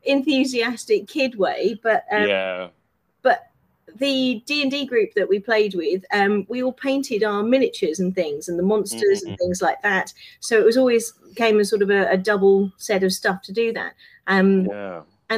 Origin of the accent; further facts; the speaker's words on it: United Kingdom; moved away; I'm from South originally